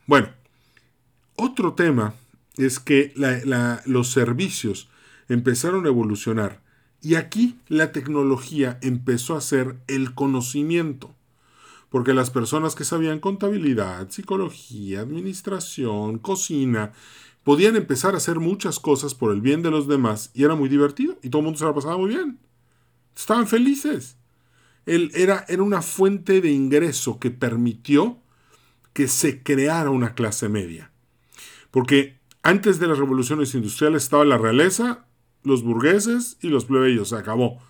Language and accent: Spanish; Mérida, Yucatán, Mexico; vivo en Mérida, nací en Mérida